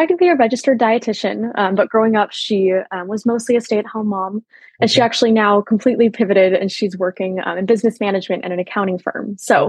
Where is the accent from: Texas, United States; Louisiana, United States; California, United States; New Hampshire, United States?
California, United States; Westlake Village; I grew up in Westlake Village, California, a pretty small town just about an hour north of Los Angeles.